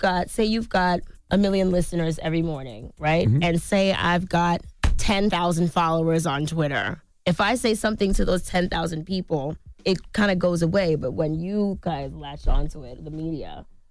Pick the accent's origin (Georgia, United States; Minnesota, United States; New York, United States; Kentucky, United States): New York, United States; Harlem; I don't agree that they should support me just because I'm from Harlem.